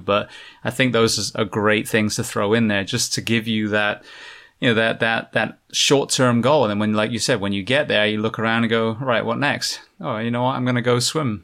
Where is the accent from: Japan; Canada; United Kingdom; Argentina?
United Kingdom; England; now in United States; where I grew up in England